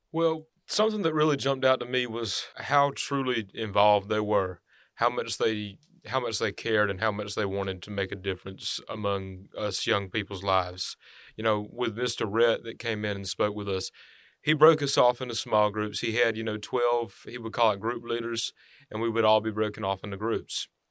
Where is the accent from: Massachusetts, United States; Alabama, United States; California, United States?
Alabama, United States; Henry County; I'm from Henry County